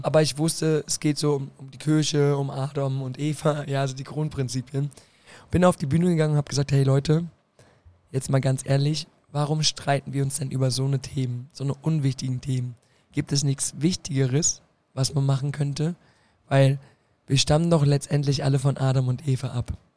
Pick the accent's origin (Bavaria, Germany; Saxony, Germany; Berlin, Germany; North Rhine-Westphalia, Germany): Berlin, Germany; moved away as an adult; now in Koblenz, Germany; Ich komme aus Berlin. Ja und bin dort aufgewachsen, in Friedrichshain, Kreuzberg